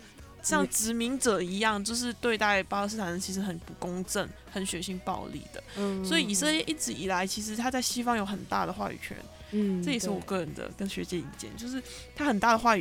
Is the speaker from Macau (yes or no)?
yes; Macau; moved away as an adult; also born or lived in Netherlands; now in Taiwan; 我是在澳门出生长大的，然后入大学的时候入籍台湾，所以你可以当我是一个台湾人。嗯，然后在呃大学的时候在台湾。